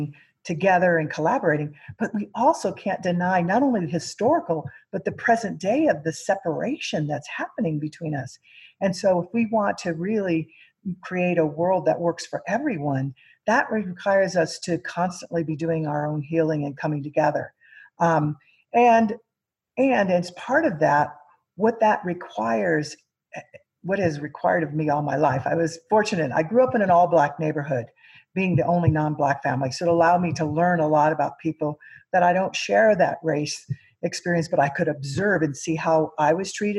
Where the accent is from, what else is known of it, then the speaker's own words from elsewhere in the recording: Missouri, United States; I grew up in Missouri, and I'm Mexican American and Native American Aztec is my tribe